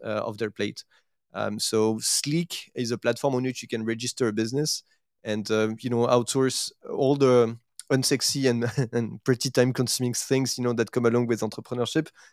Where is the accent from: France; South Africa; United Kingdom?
France; accent: French; English is a second language; moved away as an adult; also born or lived in Asia; my accent will actually not, uh, you know, like, uh, uh, will not lie. So I, I, I'm, I'm actually French